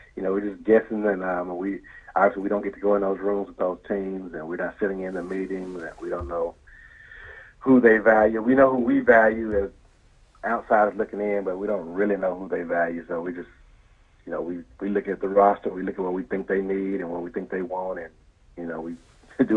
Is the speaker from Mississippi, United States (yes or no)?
yes; Mississippi, United States; now in New Orleans, United States; I grew up in Mississippi